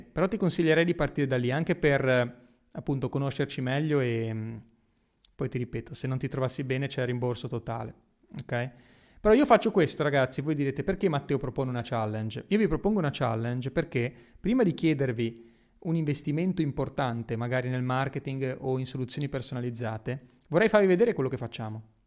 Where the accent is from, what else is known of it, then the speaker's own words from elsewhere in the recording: Genoa, Liguria, Italy; moved away; also born or lived in Miami / Dubai; Io da piccolo giravo nelle strade di Genova e mi stava stretta, a me la mia città mi stava stretta